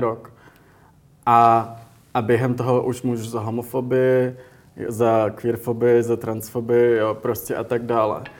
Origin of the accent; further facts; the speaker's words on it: Prague, Czechia; moved away as an adult; also born or lived in United States; jsem vyrůstal v Praze